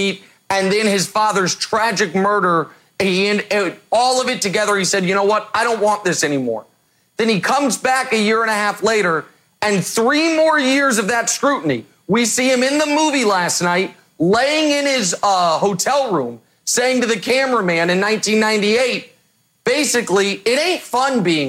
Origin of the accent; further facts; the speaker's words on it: Kansas City, Missouri, United States; I'm from Kansas City